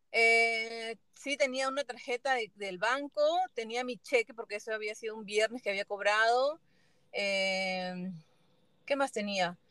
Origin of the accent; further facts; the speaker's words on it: Peru; moved away; en mi país, en Perú